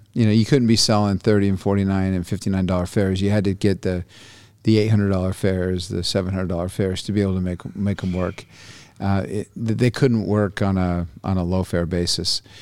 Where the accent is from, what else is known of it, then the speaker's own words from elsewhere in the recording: Brazil; now in United States; I was born in Brazil. My dad was a journalist down there